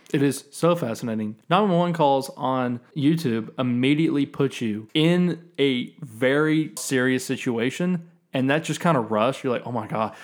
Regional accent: the South, United States; I grew up in the South.

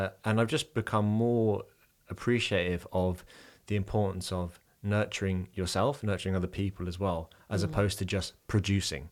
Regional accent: London, United Kingdom; moved away as an adult; now in Dublin, Ireland; I'm originally from London. I'm from like a very grey part of London as well

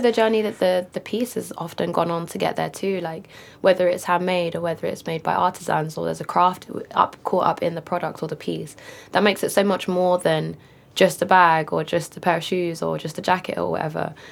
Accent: London, United Kingdom; I grew up in Walthamstow in northeast London

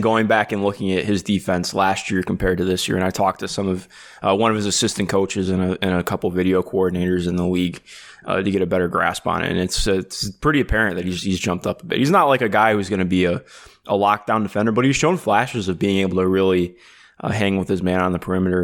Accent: Cleveland, Ohio, United States; I grew up in Cleveland

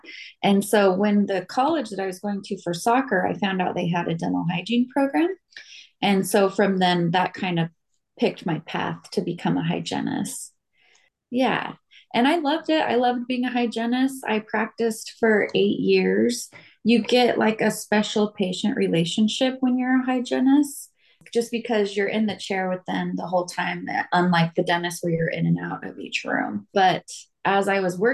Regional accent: Las Vegas, Nevada, United States; also born or lived in Utah; I grew up here in Vegas

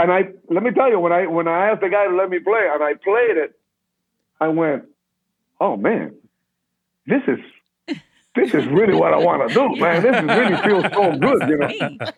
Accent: Los Angeles, California, United States; Oh, it's on Vine. And, oh, shit, that's like my neighborhood. I grew up in Hollywood.

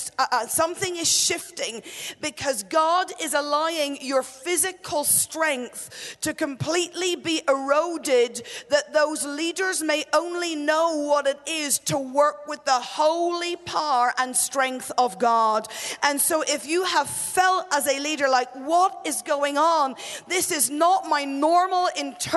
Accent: Northern Ireland, United Kingdom; I grew up in Northern Ireland

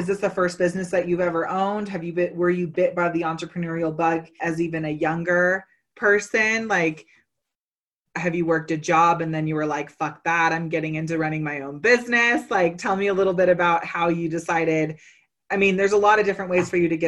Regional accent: Bay Area, California, United States; now in Colorado, United States; I'm originally from California, actually Bay Area. So 1996 was a major, major milestone for many of our relatives, because I grew up running barefoot through a lot of those gardens

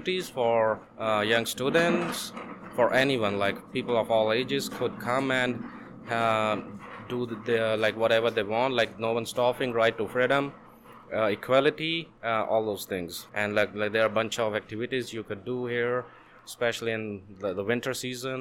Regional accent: India; also born or lived in Greece; now in Canada; I'm from India. I was born in India, then I went to Greece. I've been living in Greece for like past 7 years

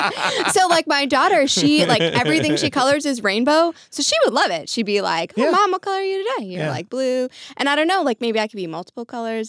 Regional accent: Ireland; I was raised that way. I'm Irish, you know, always expect the worst and hope for the best.

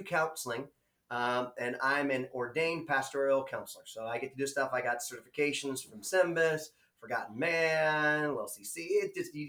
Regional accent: United States; I'm an American

